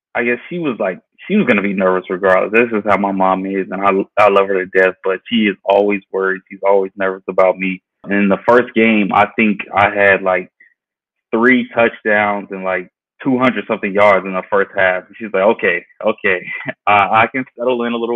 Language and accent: English; Georgia, United States; I was born and raised in Georgia